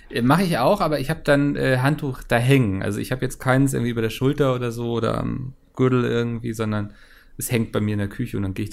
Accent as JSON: {"language": "German", "town": "Bochum", "region": "North Rhine-Westphalia", "country": "Germany", "tie": "born there", "said": "Ich als gebürtiger Bochumer fühle mich natürlich sofort getriggert"}